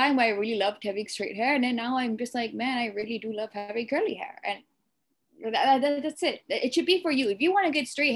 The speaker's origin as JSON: {"language": "English", "country": "Malaysia", "said": "I'm Sri Lankan Malaysian"}